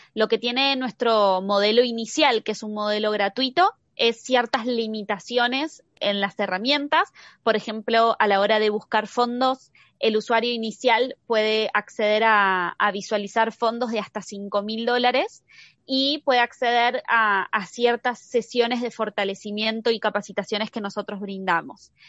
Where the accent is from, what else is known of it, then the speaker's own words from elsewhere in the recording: Argentina; yo soy argentina